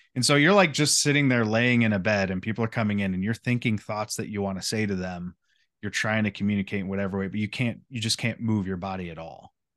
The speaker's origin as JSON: {"language": "English", "country": "United States", "said": "as the American people"}